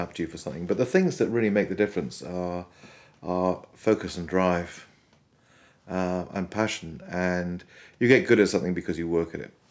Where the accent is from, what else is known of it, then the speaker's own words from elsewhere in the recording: Wales, United Kingdom; Where I grew up in Wales, there was a lot of fantastic government support for music education